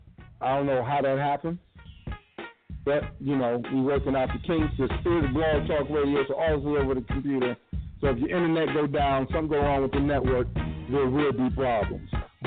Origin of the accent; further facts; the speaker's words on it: Cleveland, Ohio, United States; also born or lived in Chicago / Washington, D.C. / New York; now in Pomona, United States; I am also hailing from Cleveland, but right now I'm in Pomona, California. I'm a nomad. I've lived a little bit of every place. I've lived outside of Chicago. I lived in D.C. I lived in New York.